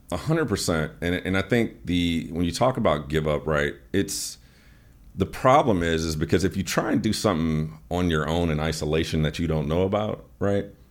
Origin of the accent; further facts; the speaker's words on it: Chicago, Illinois, United States; moved away; also born or lived in Atlanta; I'm from Chicago, so we used to go to the auto show as a kid